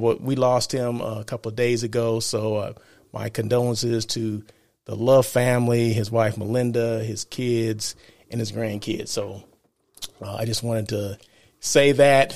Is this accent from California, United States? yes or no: yes; Blythe, California, United States; now in Los Angeles, United States; I'm from Blythe, California, right? Small country town, um, in the desert